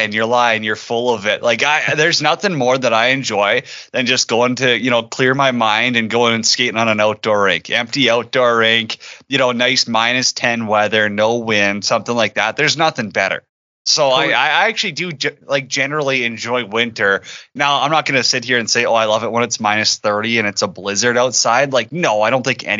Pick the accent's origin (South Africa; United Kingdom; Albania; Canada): Canada; Warman, Saskatchewan; now in Alberta, Canada; I'm from Warman, if I actually have to get into a little bit more detail here. But yes, I was born in Saskatoon